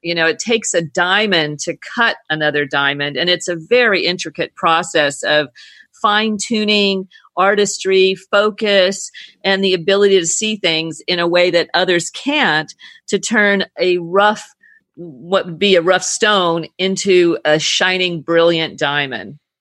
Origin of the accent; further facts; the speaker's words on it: California, United States; moved away as an adult; now in British Virgin Islands; I come from California